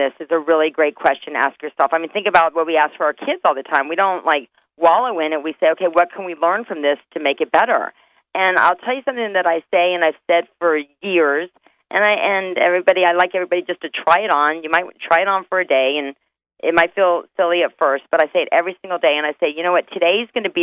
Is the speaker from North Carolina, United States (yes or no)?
yes; North Carolina, United States; moved away; I'm originally from North Carolina